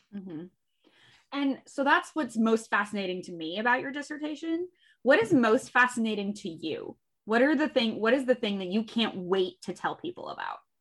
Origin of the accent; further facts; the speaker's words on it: Western Central Illinois, United States; also born or lived in New York; now in Chicago, United States; I grew up in Western Central Illinois